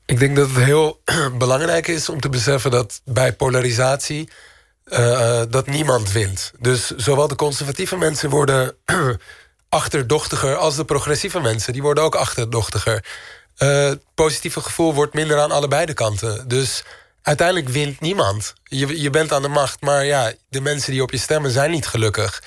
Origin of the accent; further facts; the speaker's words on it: Amsterdam, North Holland, Netherlands; moved away as an adult; also born or lived in Istanbul; Amsterdam is altijd mijn thuis geweest